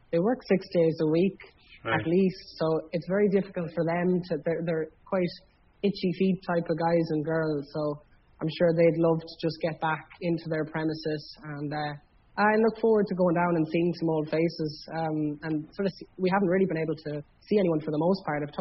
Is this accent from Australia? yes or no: no; Ireland; I am aware as Irish people